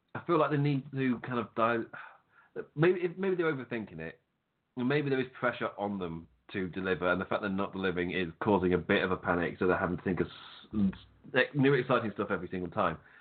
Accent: England, United Kingdom; I'm English

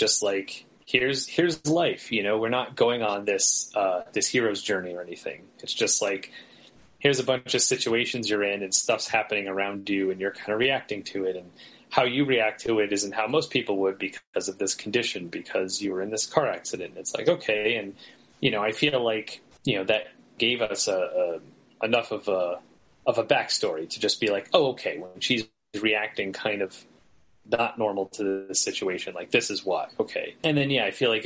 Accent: New England, United States; my hometown is kind of known for being like a big mill city

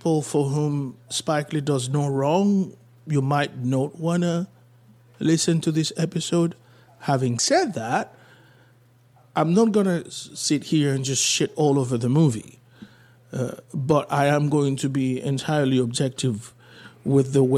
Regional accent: Haiti; I was born in Haiti

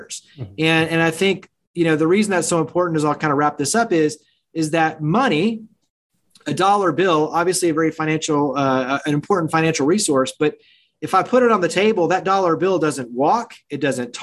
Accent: Weatherford, Texas, United States; moved away; I grew up in the Dallas-Fort Worth area, a small town called Weatherford

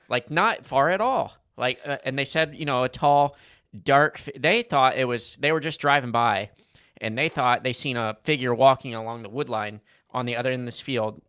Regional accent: Kentucky, United States; we're all from Kentucky, and we're all related somehow

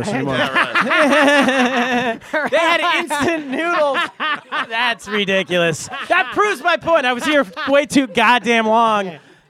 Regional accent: California, United States; I'm from California.

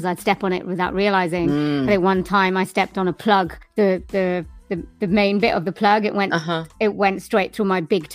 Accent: Swansea, Wales, United Kingdom; I am from Wales in the United Kingdom in a place called Swansea, which is by the sea.

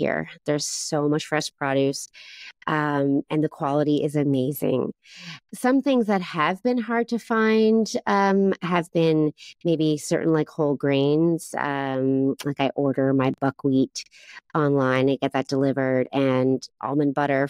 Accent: East Coast of Canada, Canada; moved away as an adult; now in Taiwan; I'm from the east coast of Canada

